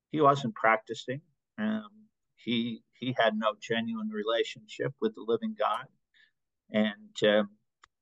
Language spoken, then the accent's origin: English; Northern Illinois, United States; moved away as an adult; also born or lived in Aberdeen, Scotland / West Palm Beach, Florida; now in Denver, United States; growing up in Illinois and having relatives